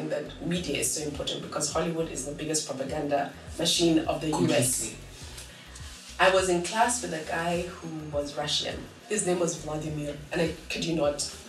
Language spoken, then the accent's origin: English; Kenya; being Kenyan is more important than, than being my tribe.